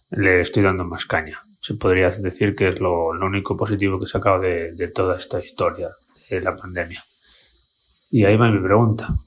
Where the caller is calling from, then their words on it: A Coruña, Galicia, Spain; Hola Jota … de Coruña.